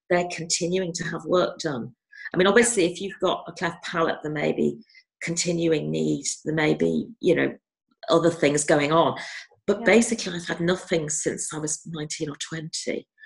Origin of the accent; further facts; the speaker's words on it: North West England, United Kingdom; I was brought up very near Alder Hey Hospital, and Alder Hey is where I had the surgeries as a child.